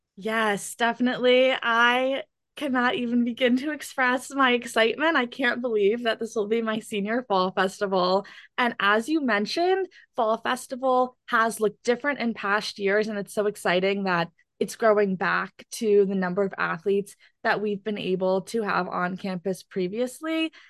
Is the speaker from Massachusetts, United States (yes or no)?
no; Chatham, New Jersey, United States; I'm from Chatham, New Jersey